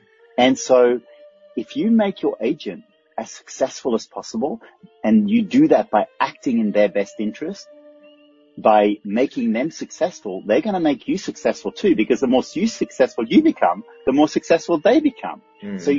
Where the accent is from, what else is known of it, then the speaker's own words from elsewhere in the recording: Australia; Actually, I say no worries often because I'm Australian and the translation of no problem in Australian is no worries.